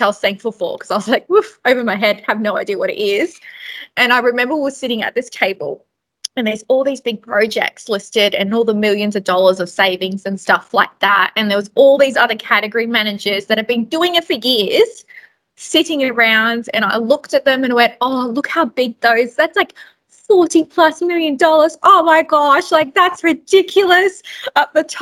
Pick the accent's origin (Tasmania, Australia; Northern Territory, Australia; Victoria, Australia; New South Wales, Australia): Northern Territory, Australia; Darwin; moved away; also born or lived in Brisbane; I grew up basically in Darwin for 16 plus years